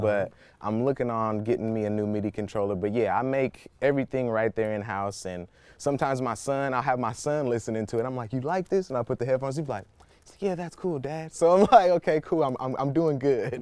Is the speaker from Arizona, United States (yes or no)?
no; Oakland, California, United States; I'm a Bay Area native, you know, born and raised in Oakland, California